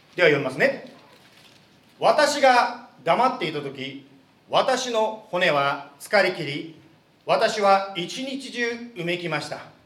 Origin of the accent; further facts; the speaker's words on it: Japan; now in Arizona, United States; 私はあの日本で 生 まれて日本で育ったもの